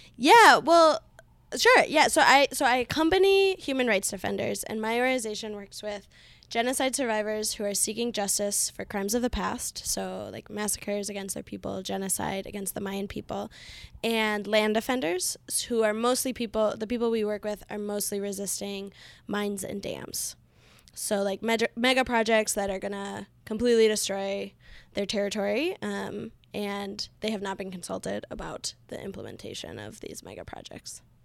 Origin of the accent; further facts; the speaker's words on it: Duluth, Minnesota, United States; moved away as an adult; now in Guatemala City, Guatemala; I'm from Duluth, Minnesota